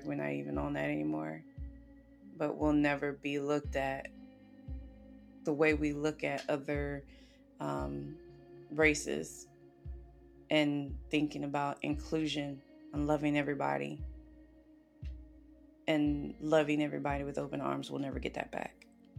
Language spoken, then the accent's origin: English; South Carolina, United States; I love my home state. I really do. I love my home state, but the isms are definitely, and not just racism, the isms are definitely in South Carolina